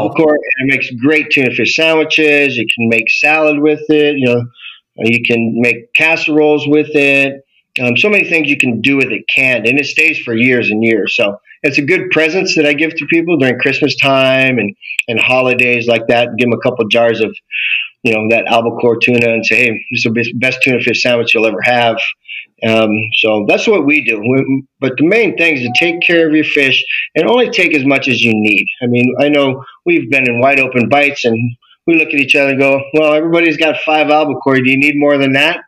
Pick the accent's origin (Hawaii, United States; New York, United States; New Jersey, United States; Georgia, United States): Hawaii, United States; Maui; born and raised in Hawaii. I grew up in Maui